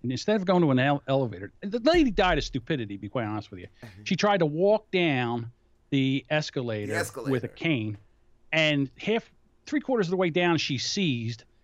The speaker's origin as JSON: {"language": "English", "town": "Philadelphia", "region": "Pennsylvania", "country": "United States", "said": "I'm from Philadelphia."}